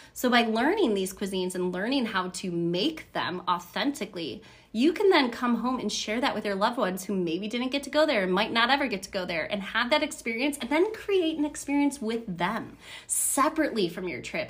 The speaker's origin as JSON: {"language": "English", "town": "Buffalo", "region": "New York", "country": "United States", "said": "I'm from Buffalo, New York"}